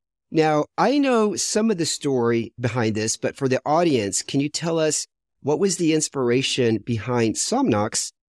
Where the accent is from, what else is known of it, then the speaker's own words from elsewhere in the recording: United States; She's European and I'm American.